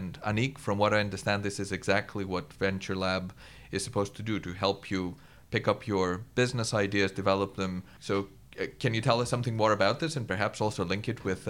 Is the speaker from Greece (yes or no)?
yes; Greece; I come from Greece, and the philosophy is very similar.